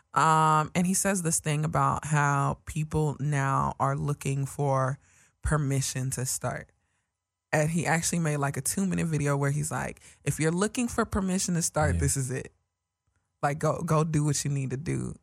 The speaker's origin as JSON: {"language": "English", "region": "New York", "country": "United States", "accent": "New York", "said": "my New York accent"}